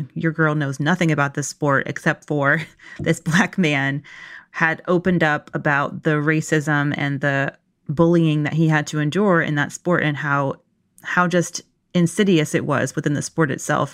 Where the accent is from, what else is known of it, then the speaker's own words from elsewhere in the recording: Locust Grove, Georgia, United States; I grew up in Locust Grove, Georgia